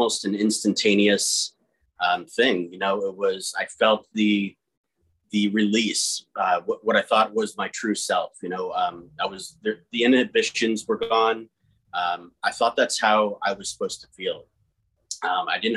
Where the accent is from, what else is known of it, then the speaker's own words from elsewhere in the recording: New Tripoli, Pennsylvania, United States; we were born and raised in New Tripoli, which is a rural town, middle of nowhere